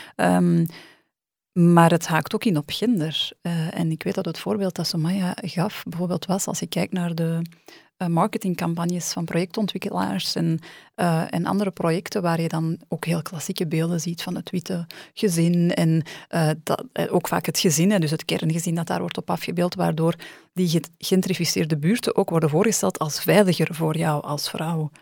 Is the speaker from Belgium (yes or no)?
yes; Antwerp, Flanders, Belgium; Ik kom zelf uit Antwerpen, uit de Antwerpse woningmarkt